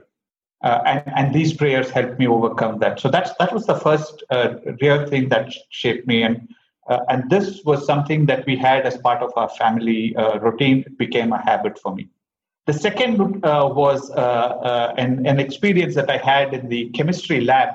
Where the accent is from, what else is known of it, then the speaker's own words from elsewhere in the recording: Bangalore, Karnataka, India; I grew up in Bangalore